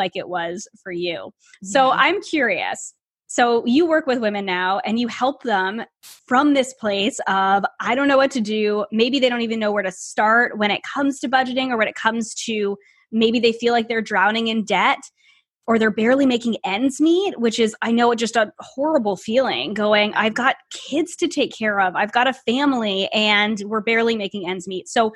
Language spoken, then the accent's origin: English; United States; also born or lived in Canada; I am American